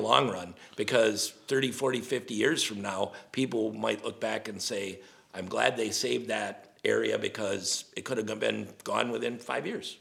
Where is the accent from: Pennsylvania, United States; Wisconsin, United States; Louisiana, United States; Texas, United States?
Wisconsin, United States; we're from Wisconsin